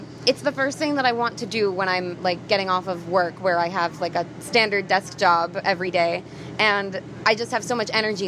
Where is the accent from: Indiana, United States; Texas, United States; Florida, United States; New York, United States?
Florida, United States; moved away as an adult; also born or lived in North Hollywood; now in Los Angeles, United States; I grew up in Florida